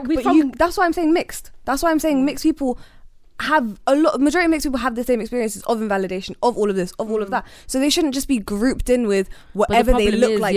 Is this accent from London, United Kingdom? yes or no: yes; London, United Kingdom; growing up in London